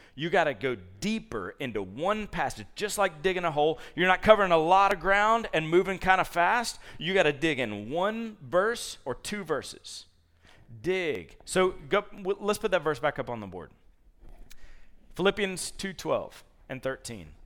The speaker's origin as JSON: {"language": "English", "town": "Columbus", "region": "Georgia", "country": "United States", "tie": "born or raised there", "moved": "yes", "said": "I grew up in Columbus, Georgia, so there were no leaves to rake up."}